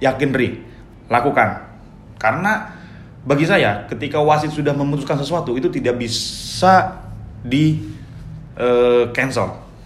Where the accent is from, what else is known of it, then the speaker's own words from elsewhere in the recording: Betawi, Jakarta, Indonesia; saya itu orang Betawi